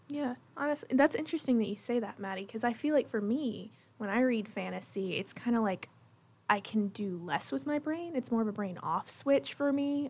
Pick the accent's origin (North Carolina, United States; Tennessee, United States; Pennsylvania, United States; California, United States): Tennessee, United States; Jackson; I am from Jackson, Tennessee